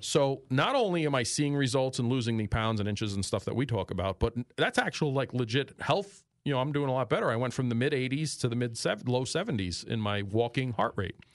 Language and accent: English; New York City, New York, United States; accent: New York; moved away as an adult; also born or lived in Port Jefferson, New York; now in Northeast Pennsylvania, United States; I grew up in Astoria, Queens, in New York City